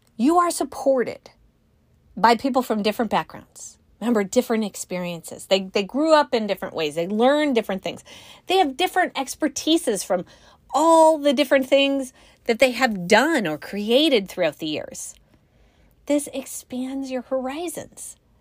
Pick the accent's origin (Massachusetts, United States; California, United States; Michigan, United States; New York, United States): California, United States; Northern; now in Midwest, United States; I grew up in Northern California